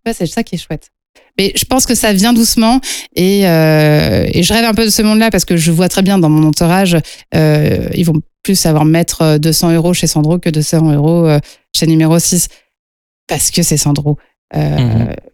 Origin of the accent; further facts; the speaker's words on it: Lyon, Auvergne-Rhône-Alpes, France; je suis lyonnaise à la base, euh, donc euh, les tissus lyonnais, ça a été toute mon éducation